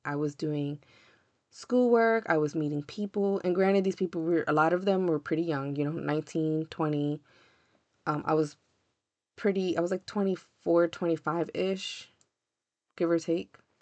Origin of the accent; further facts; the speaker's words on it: the North, Northern United States, United States; I'm a Northerner